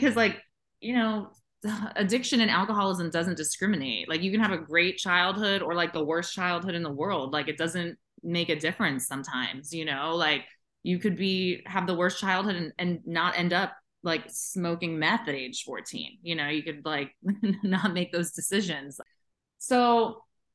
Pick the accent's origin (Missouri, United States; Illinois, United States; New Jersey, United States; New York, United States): New York, United States; New York City; I was born in Manhattan in 1982, and I grew up on 24th Street and 8th Avenue in Chelsea